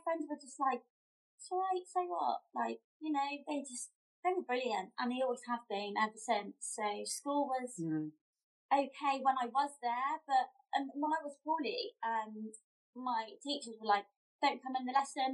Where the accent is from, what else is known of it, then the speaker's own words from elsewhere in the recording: Somerset, South West England, United Kingdom; I come from Somerset